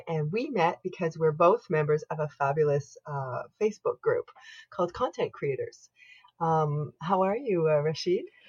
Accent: Canada; I am unapologetically Canadian

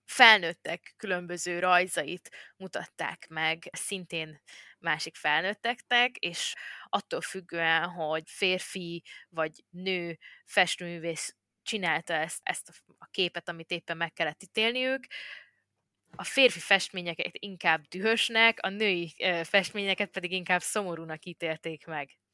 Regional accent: Hungary

